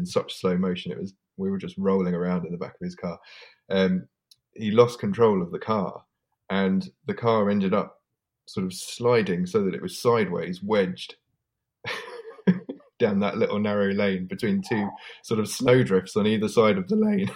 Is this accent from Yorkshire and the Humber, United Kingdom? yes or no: no; Welwyn Garden City, East of England, United Kingdom; my wife and all of our friends, we grew up in Welland Garden City